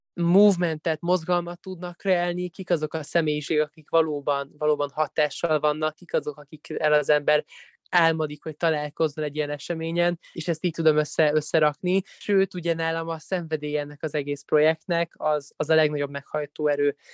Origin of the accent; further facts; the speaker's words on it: Budapest, Hungary; egy csodálatos német tanárom volt különben még alsóban itthon Magyarországon, a Fillér utcai általános iskolában.